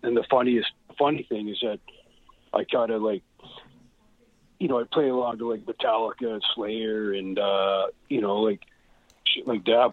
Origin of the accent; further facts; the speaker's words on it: Edmonton, Alberta, Canada; being a little kid in Edmonton